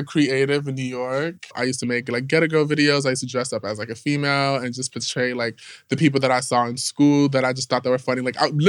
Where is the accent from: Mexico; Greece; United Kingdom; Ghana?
Ghana; I'm just not just black. I'm Ghanaian. So me being Ghanaian and people knowing that I'm Ghanaian